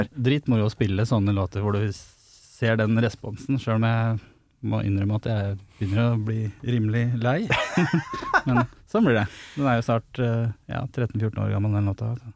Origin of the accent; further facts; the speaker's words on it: Flisa, Innlandet, Norway; jeg er fra Flisa